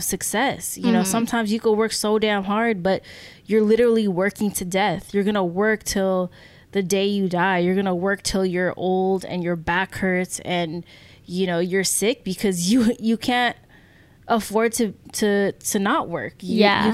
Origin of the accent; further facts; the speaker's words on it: United States; even as Filipino Americans